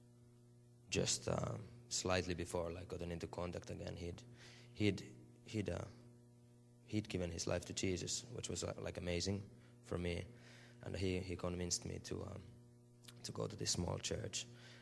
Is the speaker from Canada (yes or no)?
no; Finland; I'm from Finland.